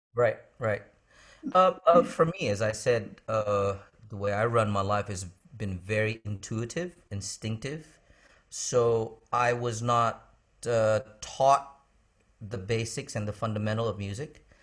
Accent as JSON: {"language": "English", "country": "United States", "tie": "born or raised there", "also_born_or_lived": "Indonesia", "moved": "as an adult", "said": "growing up in America"}